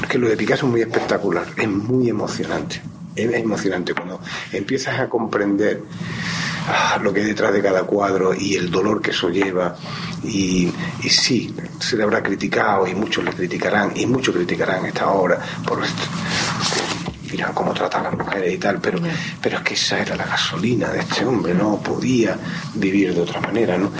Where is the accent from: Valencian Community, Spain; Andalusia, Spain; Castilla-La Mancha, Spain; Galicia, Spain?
Andalusia, Spain; Málaga; moved away; nacimos en Málaga